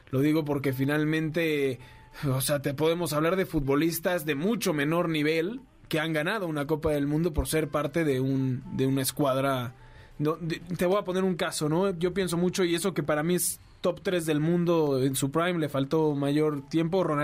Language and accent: Spanish; Argentina; No, es que yo, aparte de argentino, soy inglés.